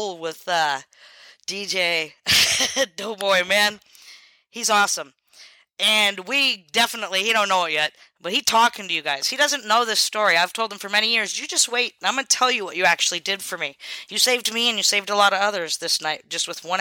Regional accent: Selah, Washington, United States; moved away; I would go into town where I grew up. I was expelled from Selah High School in Washington

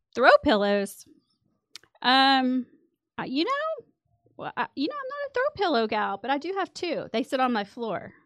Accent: Midland, Texas, United States; moved away as an adult; I'm originally from Midland. I grew up here.

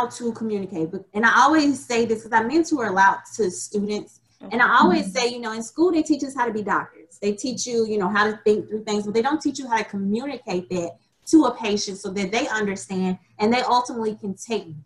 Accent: Alabama, United States; moved away as an adult; now in Memphis, United States; I'm originally from Alabama

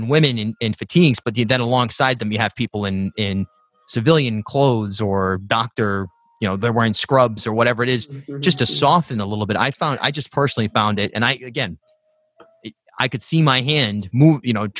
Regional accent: Charlestown, Rhode Island, United States; also born or lived in New York / Newport, Rhode Island; I grew up in South County, then I lived in New York for a decade, and when I moved back to Rhode Island, I was in Newport, and now I'm in Providence

